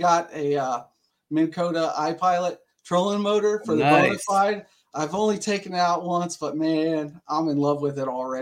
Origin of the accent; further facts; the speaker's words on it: Dayton, Ohio, United States; I'm from Dayton, Ohio, born and raised